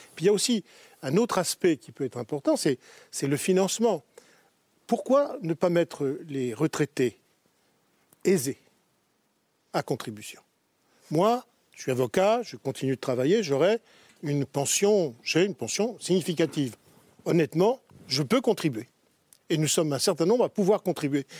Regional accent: France; Je suis Français

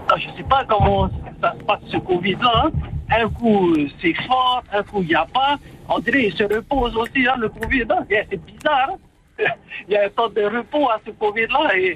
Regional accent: France; c'est France, je suis français, man.

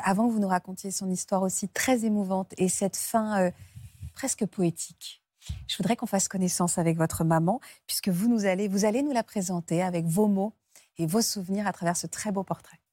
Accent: France; chez nous en France

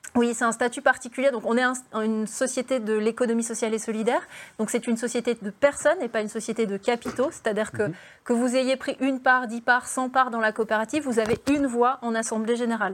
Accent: Belfort, Bourgogne-Franche-Comté, France; j'ai grandi à Belfort, en face des usines Alstom

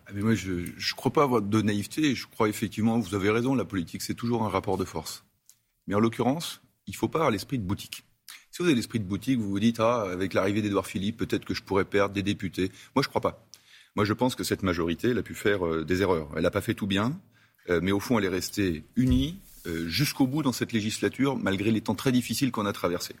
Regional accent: Savoie, Auvergne-Rhône-Alpes, France; en tant que Savoyard

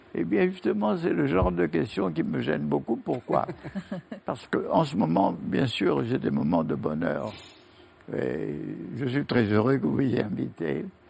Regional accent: France; je suis français

